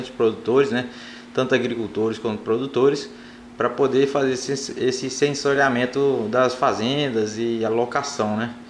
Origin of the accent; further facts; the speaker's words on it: Italy; Portuguese is a second language; moved away as an adult; now in Paragominas, Brazil; sou italiano